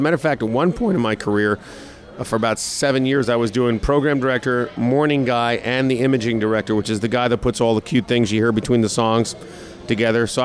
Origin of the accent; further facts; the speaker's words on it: New York, United States; moved away as an adult; now in Orlando, United States; I'm from New York, and I came down here